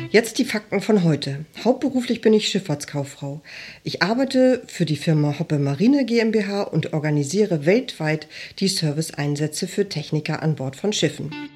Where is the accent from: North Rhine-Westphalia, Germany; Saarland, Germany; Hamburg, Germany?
Hamburg, Germany; Ich bin aus Hamburg